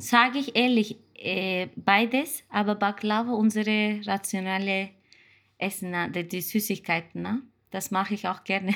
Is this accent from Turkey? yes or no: yes; Turkey; German is a second language; moved away as an adult; now in Austria; Ich komme aus der Türkei, bin jetzt seit 2005, ich bin 15 Jahre in Österreich